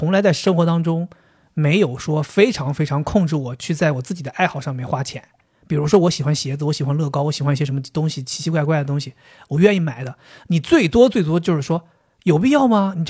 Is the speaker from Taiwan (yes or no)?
no; China; 不是他说的，我们中国人常用的是鲁迅说过。